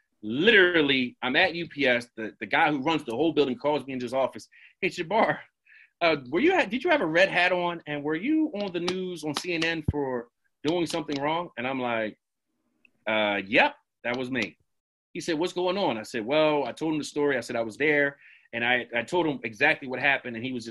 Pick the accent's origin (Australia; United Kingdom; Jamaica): Jamaica; I said, dog, I'm Jamaican. It started with Jamaicans and Islanders.